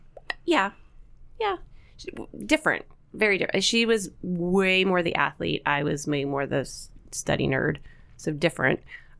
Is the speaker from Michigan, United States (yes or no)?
no; Binghamton, New York, United States; I was born in New York. I moved back. I actually attended and graduated from Franklin Regional High School.